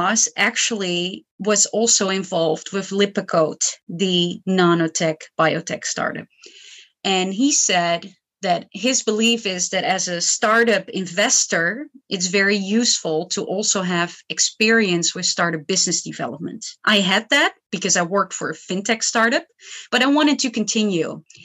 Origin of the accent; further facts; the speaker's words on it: Netherlands; I come from the Netherlands.